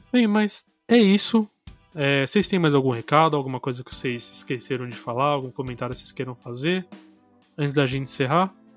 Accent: Brazil; a gente como brasileiro

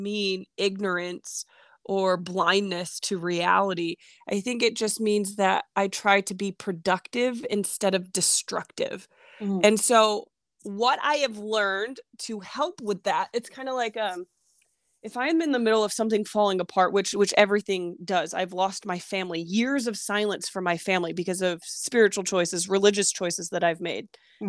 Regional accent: New York, United States; My upbringing. I am from New York. I am a typical stubborn New Yorker

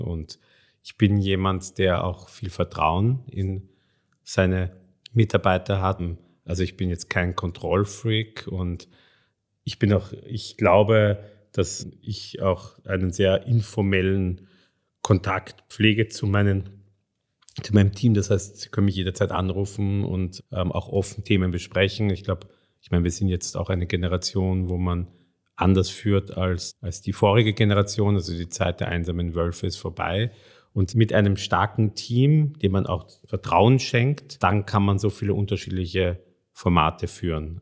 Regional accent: Vienna, Austria; moved away as an adult; also born or lived in Hungary; ich bin in Wien aufgewachsen, war in, in Wien in der französischen Schule, im Lycée

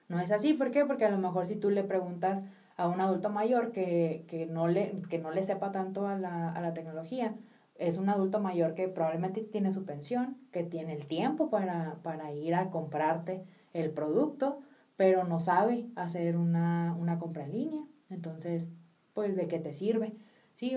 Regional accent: Mexico; nosotros como mexicanos

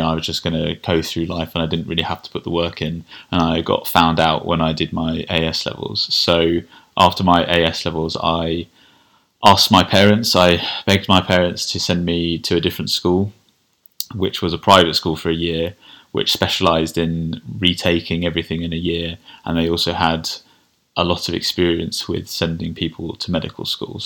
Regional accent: Kent, South East England, United Kingdom; I grew up in Kent.

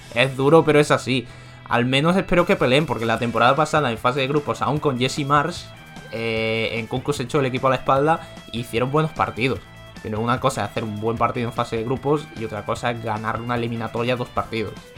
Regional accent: Spain; yo como español

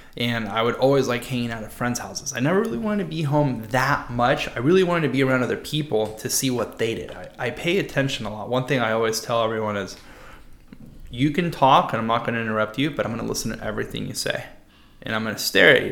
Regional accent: San Diego, California, United States; Growing up in La Jolla

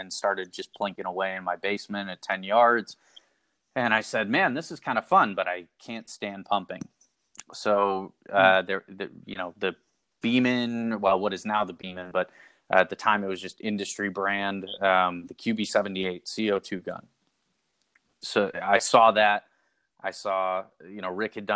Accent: Illinois, United States; I grew up in Illinois, which not that far from Chicago, maybe a half hour or so

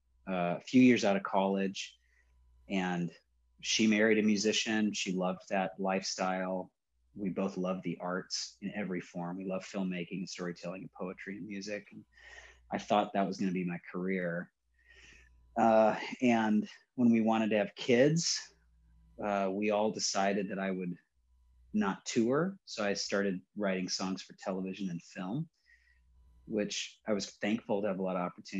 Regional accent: Riverside, California, United States; also born or lived in Long Beach, California; So born in Long Beach, but I was raised in Riverside. So that's Inland Empire

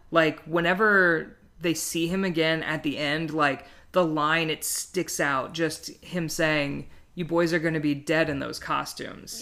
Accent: Midwest, United States; I grew up in the Midwest

